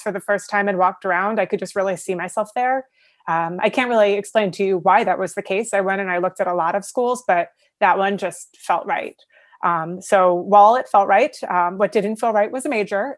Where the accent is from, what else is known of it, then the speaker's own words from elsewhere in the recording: New York, United States; also born or lived in Buffalo, New York; I'm from New York